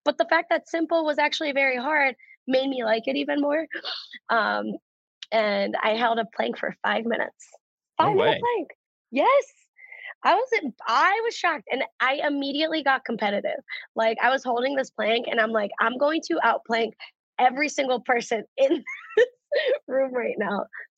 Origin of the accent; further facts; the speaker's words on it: Cleveland, Ohio, United States; I'm from Cleveland, Ohio. Originally okay, so Cleveland, Ohio. So I'm born and raised here.